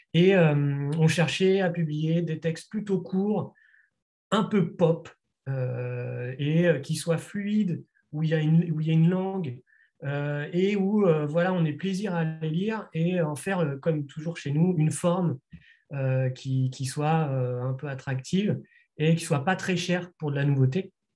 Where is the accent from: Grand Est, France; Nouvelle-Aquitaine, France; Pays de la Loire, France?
Pays de la Loire, France; Nantes; éditeurs de la région Pays de la Loire dont nous sommes originaires, donc de Nantes